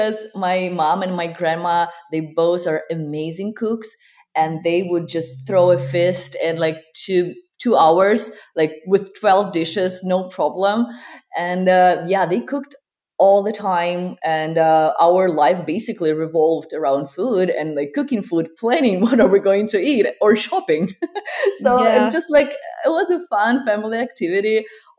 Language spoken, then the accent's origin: English; Ukraine; moved away as an adult; now in California, United States; I was born and raised in Ukraine, and I spent the most part of my life there. And then at 21, I came here with my husband